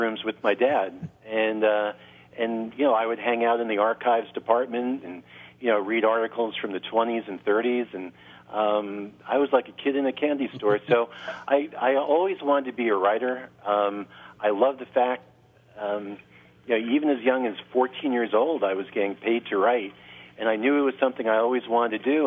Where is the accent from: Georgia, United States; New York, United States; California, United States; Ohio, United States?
New York, United States; the New York area, United States; I grew up in the New York area